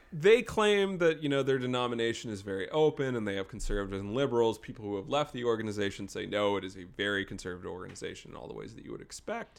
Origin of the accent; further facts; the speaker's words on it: Wake Forest, North Carolina, United States; in my hometown of Wake Forest, North Carolina